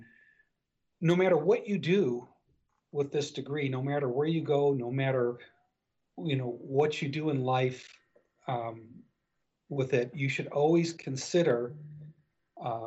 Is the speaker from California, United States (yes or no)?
no; Detroit, Michigan, United States; growing up in Detroit, you know, back in the day, everybody went to graduated from high school. And like myself, I graduated from high school, and the following Monday, I was on the assembly line at Chrysler.